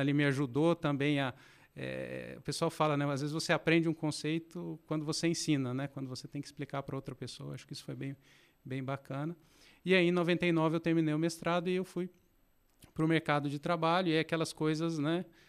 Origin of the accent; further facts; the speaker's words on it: Passos, Minas Gerais, Brazil; also born or lived in Belo Horizonte; now in Campinas, Brazil; eu nasci em Minas, nasci em Belo Horizonte, mas logo quando criança eu fui para uma cidade no interior chamada Passos. Passei boa parte da minha infância e adolescência por lá.